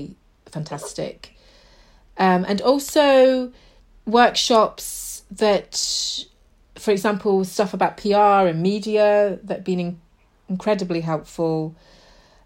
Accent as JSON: {"language": "English", "region": "Yorkshire and the Humber", "country": "United Kingdom", "tie": "born or raised there", "moved": "as an adult", "lives_now": "London, United Kingdom", "said": "I moved to London because I grew up in Yorkshire"}